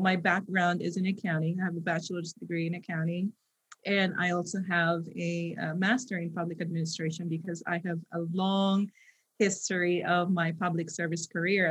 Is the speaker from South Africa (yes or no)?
no; Philippines; moved away as an adult; also born or lived in United States; now in California, United States; I was born and raised in the Philippines. So I spent half of my life there and I pretty much grew up in poverty.